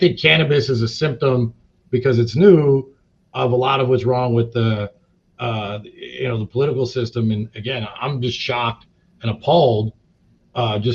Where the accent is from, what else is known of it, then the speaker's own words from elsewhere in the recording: Long Beach, California, United States; I'm from Long Beach.